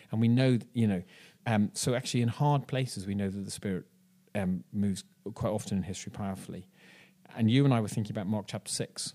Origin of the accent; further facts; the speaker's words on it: Ireland; now in Bristol, United Kingdom; I'm from Ireland